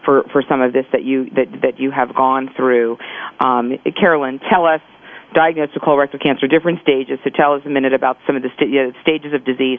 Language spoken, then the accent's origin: English; Philadelphia, Pennsylvania, United States; Philadelphia, my hometown